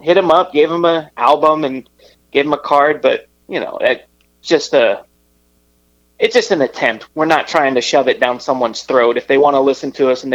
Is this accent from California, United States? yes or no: yes; Riverside, California, United States; moved away as an adult; now in Los Angeles, United States; I'm originally from Riverside, so not too far.